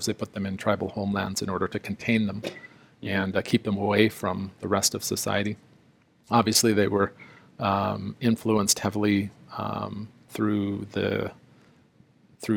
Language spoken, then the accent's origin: English; South Africa; moved away; I was born in South Africa under the system of apartheid, and I would have been considered a person of color.